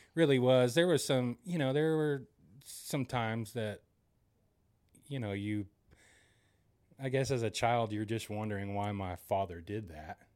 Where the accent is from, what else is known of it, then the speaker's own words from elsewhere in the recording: Broken Arrow, Oklahoma, United States; I grew up here in Broken Arrow, or in Broken Arrow